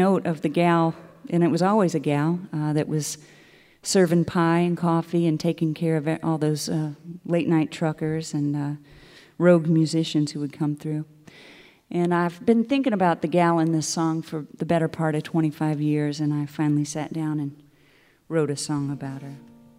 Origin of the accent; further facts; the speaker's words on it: Wellsville, Kansas, United States; now in -; Athens is a lot like my hometown, except 1,000 times bigger. I'm from a small town in the Midwest called Wellsville, Kansas.